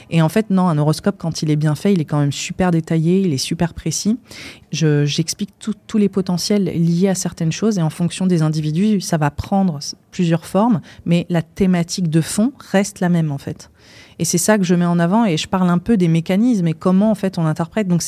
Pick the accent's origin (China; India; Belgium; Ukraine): India; parce que j'ai grandi en Inde aussi, donc c'est un pays qui repose énormément sur euh, la pratique de l'astrologie.